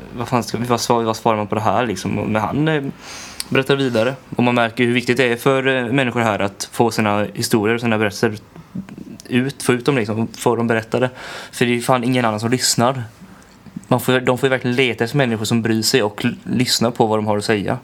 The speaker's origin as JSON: {"language": "Swedish", "country": "Sweden", "said": "hemma i Sverige"}